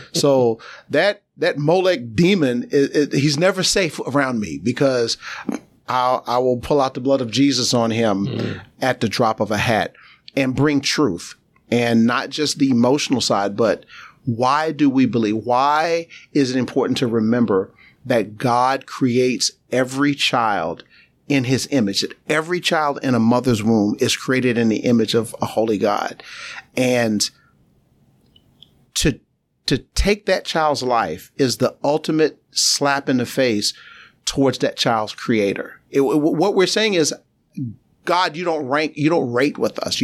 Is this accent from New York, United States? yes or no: yes; New York City, New York, United States; I'm a native New Yorker. I was born in Brooklyn, New York, East New York, the community within Brooklyn.